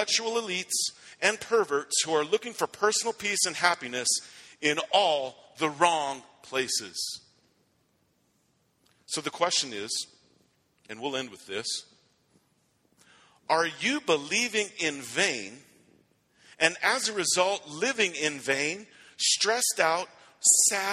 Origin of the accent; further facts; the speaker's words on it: Rifle, Colorado, United States; I went to Rifle High School